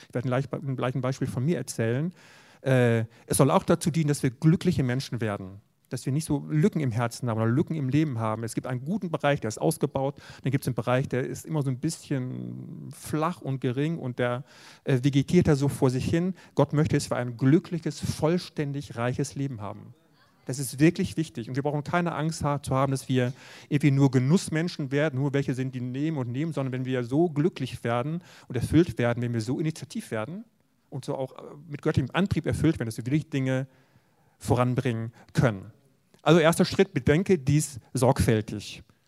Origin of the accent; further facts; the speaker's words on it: West Germany, Germany; ich in einer Gemeinde aufgewachsen bin in Westdeutschland